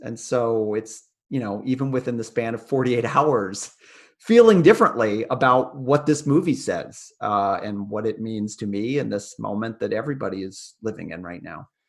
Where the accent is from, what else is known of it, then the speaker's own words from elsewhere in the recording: United States; me growing up you know born in the 80s after these events in america